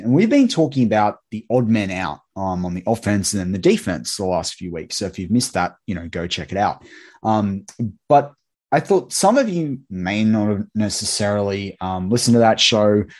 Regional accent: Sydney, New South Wales, Australia; my hometown of Sydney.

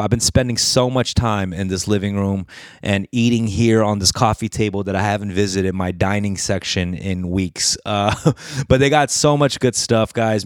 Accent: Koreatown, California, United States; I would grow up in Koreatown

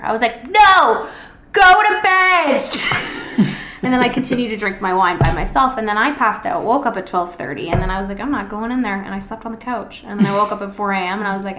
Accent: Ontario, Canada; moved away; because I'm literally from Ontario

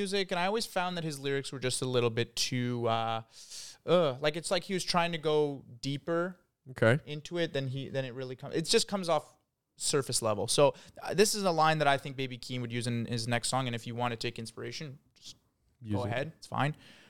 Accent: Ontario, Canada; I was from Ontario.

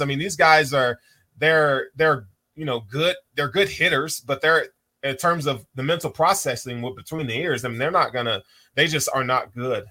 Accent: Tennessee, United States; Tennessee, my home, my home state

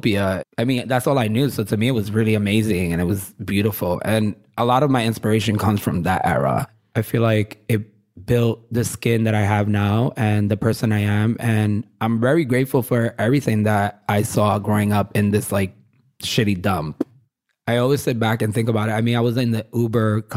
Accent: New York City, New York, United States; I'm born and raised in Williamsburg

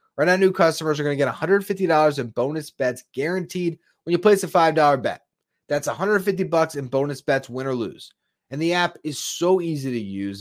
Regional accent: South Florida, United States; growing up in South Florida

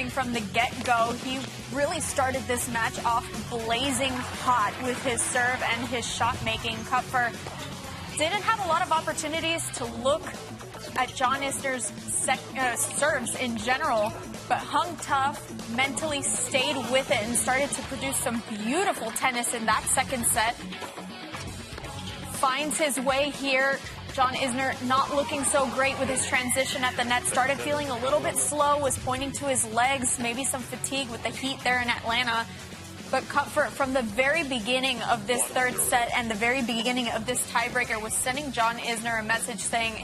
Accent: Puerto Rico; my home country

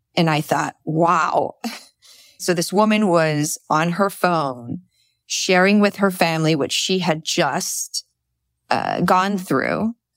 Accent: United States; also born or lived in Mexico; I've grown up here

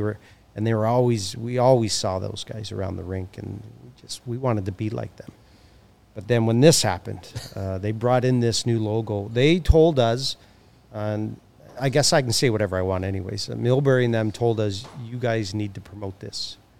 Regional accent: Hamilton, Ontario, Canada; now in Chicago, United States; I'm from Hamilton, which is just down the street

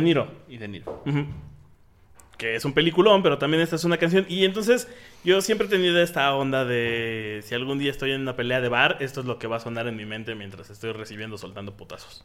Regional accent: Mexico; los mexicanos somos los, irlandeses de América

